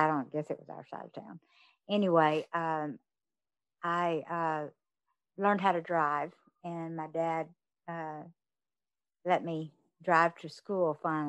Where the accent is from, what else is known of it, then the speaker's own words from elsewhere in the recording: Fort Worth, Texas, United States; I grew up over in the Polly area.